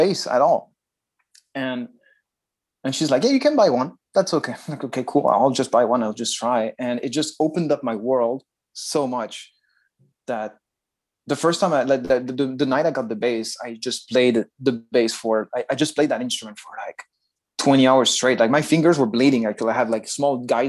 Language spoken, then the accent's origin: English; Nice, Provence-Alpes-Côte d'Azur, France; moved away as an adult; now in Japan; from my hometown, from Nice